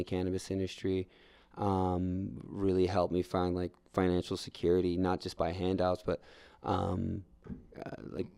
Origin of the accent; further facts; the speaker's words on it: New York, United States; now in Denver, United States; I'm a New Yorker